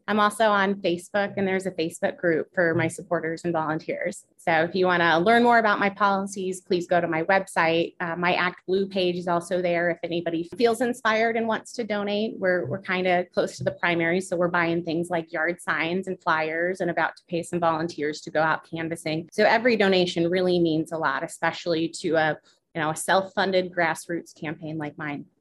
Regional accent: Foristell, Missouri, United States; also born or lived in Springfield, Illinois; I grew up in Forestell

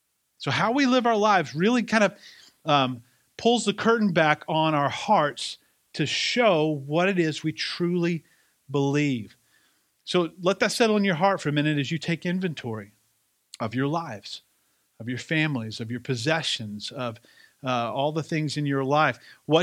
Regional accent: the South, United States; accent: Southern; if it sounds like I have a little bit more of my Southern accent back, it's because I was just around a bunch of Southern people for 8 days

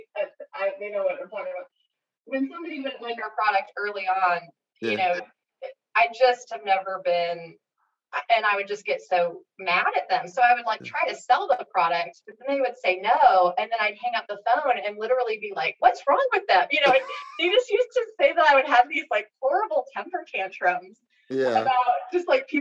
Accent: Seattle, Washington, United States; moved away as an adult; now in Northwest Arkansas, United States; growing up in Seattle, kind of in an Amazon environment

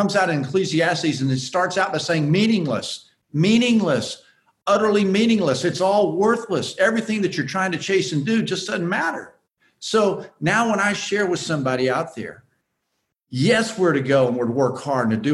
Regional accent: Houston, Texas, United States; me growing up in Houston, Texas

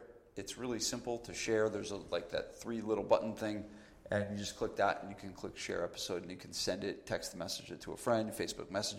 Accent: New Jersey, United States; I'm from New Jersey

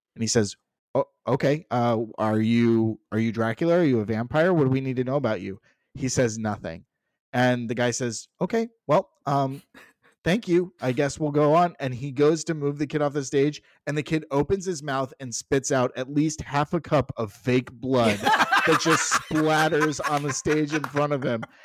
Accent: Southwest Florida, United States; where we grew up in Southwest Florida, there was the Edison

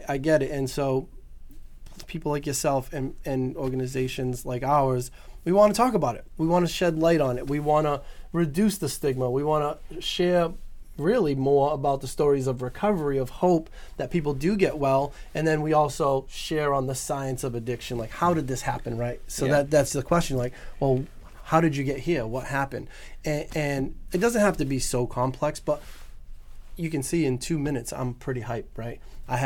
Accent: New Bedford, Massachusetts, United States; I grew up in New Bedford, very diverse community

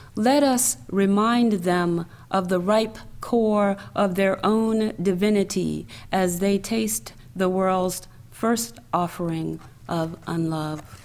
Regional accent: the South, United States; also born or lived in New York / Washington, D.C.; now in Atlanta, United States; I'm a Southerner

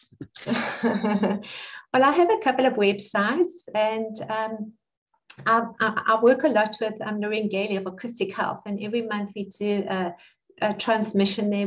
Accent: South Africa; also born or lived in Cape Town; I'm South African, and I live in Cape Town

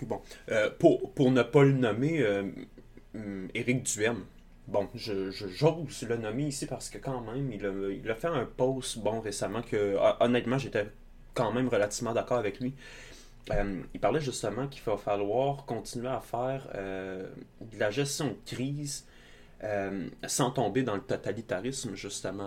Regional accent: Outaouais, Quebec, Canada; je viens de l'Outaouais

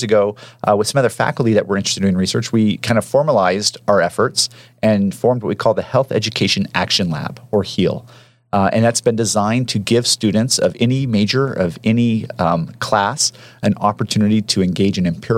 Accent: Portland, Oregon, United States; moved away as an adult; also born or lived in New York / Texas; now in Cedar City, United States; I'm originally from Portland, Oregon, where I was raised

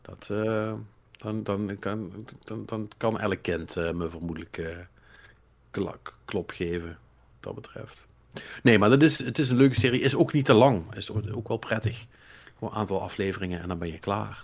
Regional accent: Limburg, Netherlands; als Limburgers

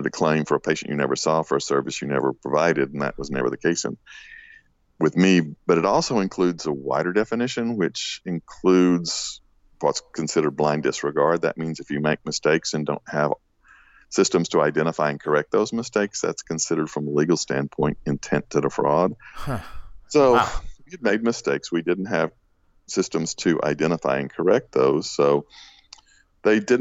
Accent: Western Virginia, United States; Western part of Virginia

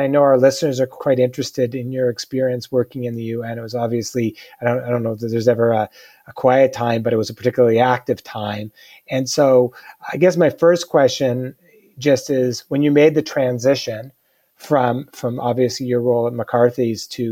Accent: Canada; as a Canadian

